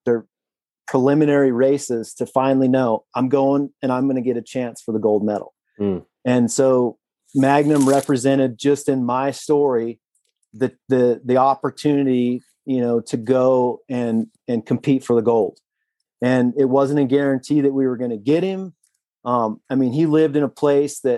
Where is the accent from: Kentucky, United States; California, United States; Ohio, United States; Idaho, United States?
Idaho, United States; Southeastern; growing up in Southeastern Idaho